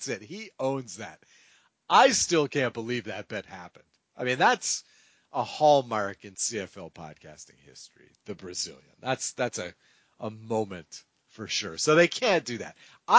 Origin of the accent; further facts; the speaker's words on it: New England, United States; also born or lived in Hungary; now in Orange County, United States; I was born and raised in New England